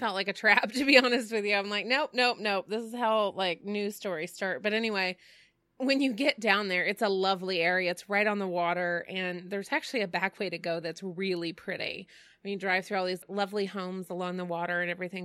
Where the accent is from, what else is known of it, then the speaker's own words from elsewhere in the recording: Dallas, Texas, United States; Growing up in Dallas